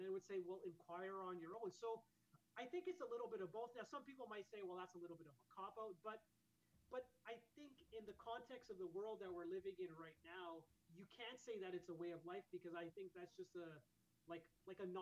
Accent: Canada; part of a Mandir atmosphere and growing up in Canada

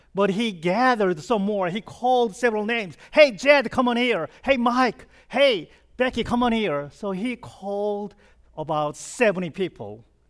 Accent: South Korea; English is a second language; moved away as an adult; now in United States; I was born and raised in South Korea, and I came, uh, to this country when I was twenty-nine

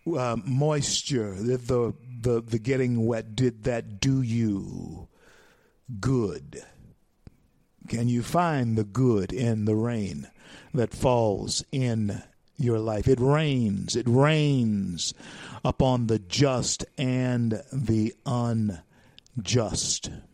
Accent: Louisiana, United States; moved away; I was born in Louisiana and born and raised raised in Louisiana

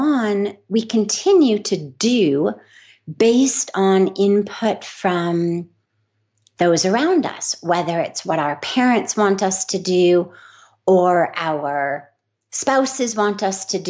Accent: Los Angeles, California, United States; I grew up in Los Angeles

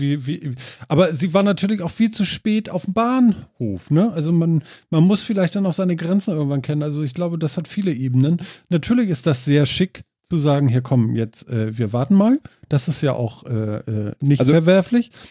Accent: Germany; Als Deutscher

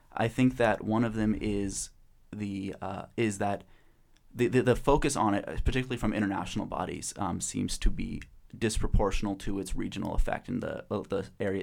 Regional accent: Portland, Oregon, United States; I'm from Portland, Oregon, studying psychology

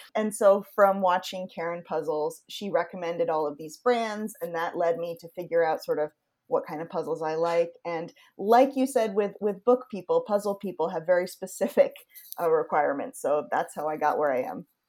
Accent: Yarmouth, Maine, United States; moved away; I grew up in Yarmouth, which is between Portland and Freeport.

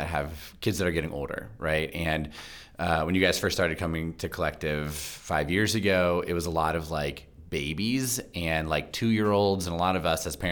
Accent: Virginia, United States; I grew up in Virginia as well

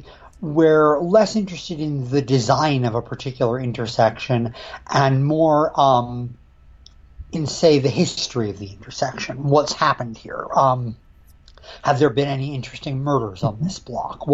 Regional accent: Western Connecticut, United States; now in Ithaca, United States; I grew up in Western Connecticut, New England area. These days I'm based in lovely Ithaca, New York

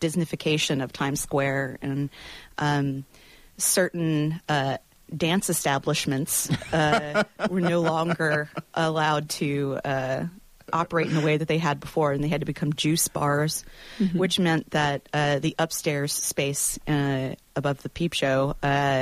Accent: Montgomery, Alabama, United States; moved away as an adult; My parents are both from upstate New York, and I was raised in Alabama in Montgomery

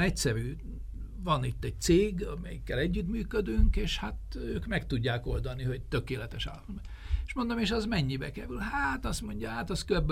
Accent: Hungary; mint magyar állampolgárnak

